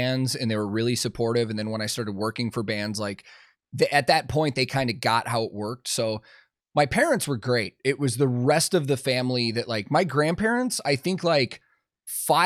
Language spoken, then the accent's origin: English; outside of Chicago, Illinois, United States; I also grew up outside of Chicago